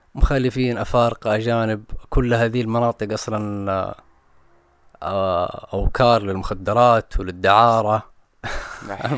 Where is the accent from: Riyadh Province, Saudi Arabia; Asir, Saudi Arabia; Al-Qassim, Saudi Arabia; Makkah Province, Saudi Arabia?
Makkah Province, Saudi Arabia; Jeddah; انا ماني مستعد كانسان من الغربيه